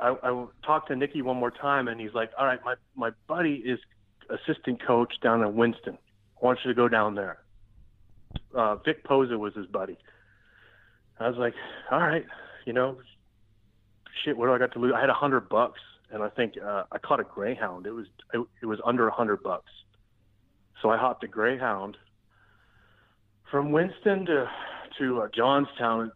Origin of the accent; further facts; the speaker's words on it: Sarnia, Ontario, Canada; I'm from an Indian reservation in Ontario, so I never really grew up on the res